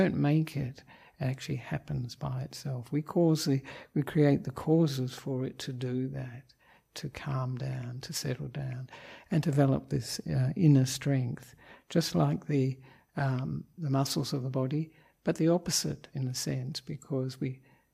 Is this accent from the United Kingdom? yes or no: no; Australia; moved away as an adult; now in Sri Lanka; I am an Australian monk who ordained with Ajahn Brahm in Perth in 1998